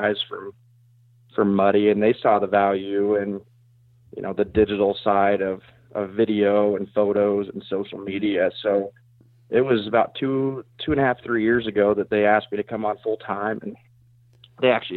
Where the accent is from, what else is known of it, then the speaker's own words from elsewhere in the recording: South Central Iowa, United States; I'm from South Central Iowa. I actually live just outside of Knoxville